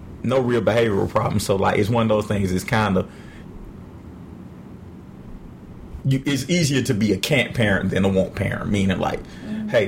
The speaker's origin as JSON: {"language": "English", "town": "Atlanta", "region": "Georgia", "country": "United States", "tie": "born or raised there", "said": "I am born and raised in Atlanta."}